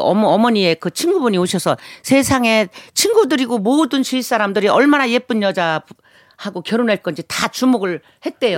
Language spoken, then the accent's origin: Korean; Chungcheong, South Korea; 저희 고향이 충청도예요